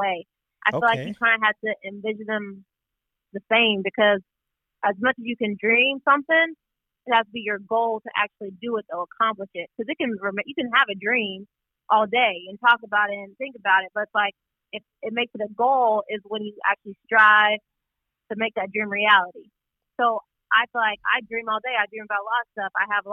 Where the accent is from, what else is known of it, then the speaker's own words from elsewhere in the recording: Wichita, Kansas, United States; I'm from Wichita, Kansas